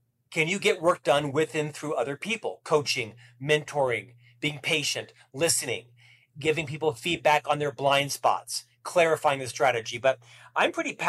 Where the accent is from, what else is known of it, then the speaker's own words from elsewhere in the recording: Orlando, Florida, United States; moved away as an adult; now in Provo, United States; where did a single Catholic boy from Orlando move? Well, to Provo, Utah